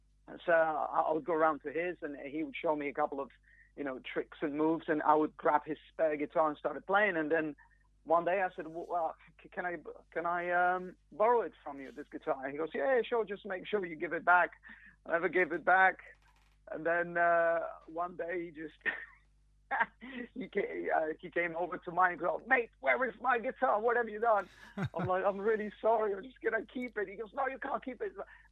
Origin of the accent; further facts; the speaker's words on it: Poland; English is a second language; now in United Kingdom; I mean, I've lived here been here for 20 years now, so I guess I'm sort of... I'm more British than I'm Polish.